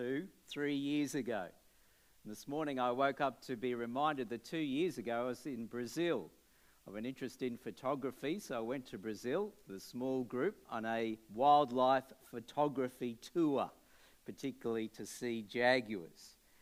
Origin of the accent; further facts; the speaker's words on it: Brisbane, Queensland, Australia; I'm from Brisbane, Australia, and I'm a Baptist pastor.